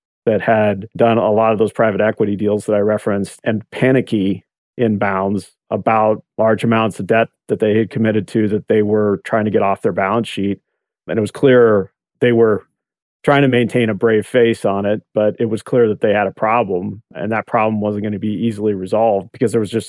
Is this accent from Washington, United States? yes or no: no; Oregon, United States; moved away; my home state of Oregon